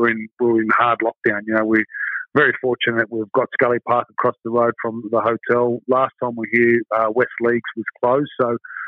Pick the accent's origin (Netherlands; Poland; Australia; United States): Australia; Sydney, New South Wales; I'm originally from Sydney